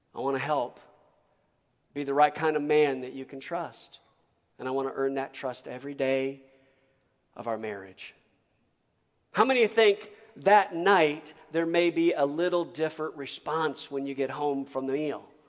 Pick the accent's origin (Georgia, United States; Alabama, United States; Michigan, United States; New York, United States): Michigan, United States; moved away as an adult; also born or lived in Texas; I was raised in Michigan